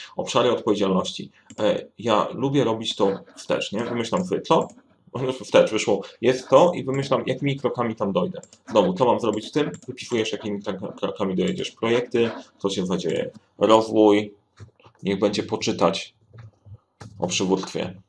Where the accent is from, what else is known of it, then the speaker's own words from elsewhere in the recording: Sandomierz, Świętokrzyskie Voivodeship, Poland; now in Warsaw, Poland; Oryginalnie jestem z Sandomierza.